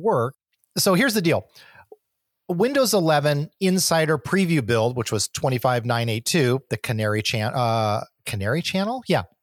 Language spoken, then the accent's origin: English; San Diego, California, United States; I am from San Diego.